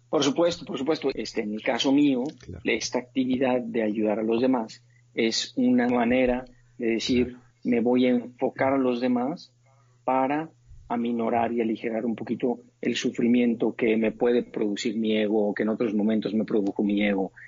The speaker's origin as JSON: {"language": "Spanish", "town": "Monterrey", "region": "Nuevo León", "country": "Mexico", "tie": "born or raised there", "also_born_or_lived": "Montreal / New York", "said": "yo nací en Monterrey, Nuevo León en una familia es muy bonita"}